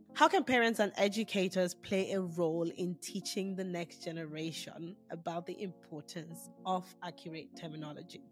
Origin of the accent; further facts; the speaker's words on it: Nigeria; moved away; being Nigerian, I grew up in a household where these names weren't mentioned